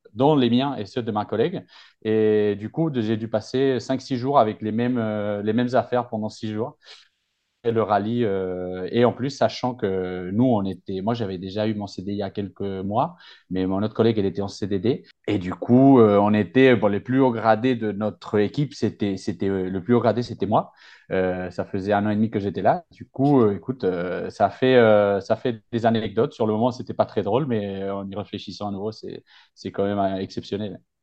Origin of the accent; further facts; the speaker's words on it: Madrid, Community of Madrid, Spain; moved away as an adult; also born or lived in Reims; je suis de Madrid à la base. Euh, ça s'entend un peu dans l'accent, je pense